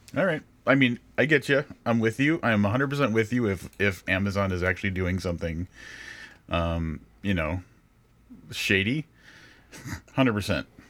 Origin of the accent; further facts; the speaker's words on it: Illinois, United States; Illinois, my home state